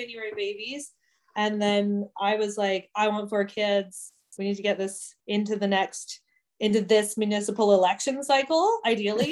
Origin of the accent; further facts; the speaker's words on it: Bastard and South Burgess Township, Ontario, Canada; I grew up in Bastard in South Burgess, and then in the Bob Ray amalgamations of small rural governments. Then we turned into Rideau Lakes Township